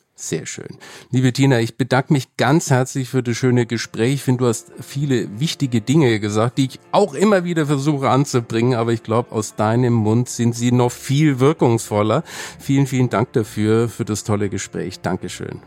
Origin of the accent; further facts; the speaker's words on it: Germany; bei uns in Deutschland